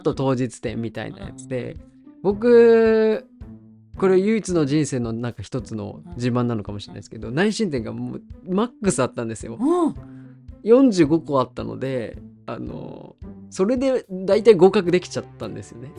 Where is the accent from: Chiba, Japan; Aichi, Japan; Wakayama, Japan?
Aichi, Japan; Okazaki; now in Taketa, Japan; 生まれは、うん、えー、愛知県のえっ、と岡崎市という。